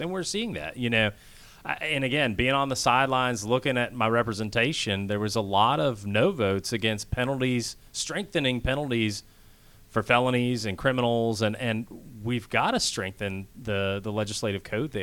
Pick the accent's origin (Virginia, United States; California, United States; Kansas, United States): Kansas, United States; moved away as an adult; also born or lived in Washington, D.C. / Philadelphia; now in Georgia, United States; I grew up actually in Kansas